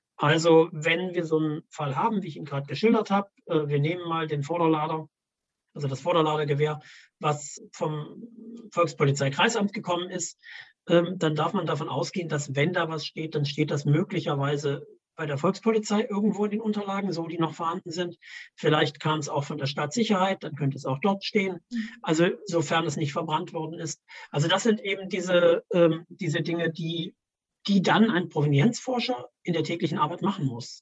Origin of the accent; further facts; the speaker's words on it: Worbis, Thuringia, Germany; in meiner Heimatstadt in Worbes